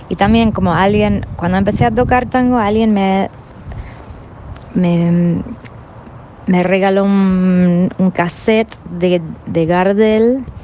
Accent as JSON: {"language": "Spanish", "region": "California", "country": "United States", "also_born_or_lived": "Kansas City", "second_language": "Spanish", "moved": "as an adult", "lives_now": "Buenos Aires, Argentina", "said": "Estoy radicada acá en Buenos Aires em, desde 2002 vengo de Estados Unidos, em, y antes de mudarme acá vivía en Kansas City, que es bien en el medio del país, pero soy de California."}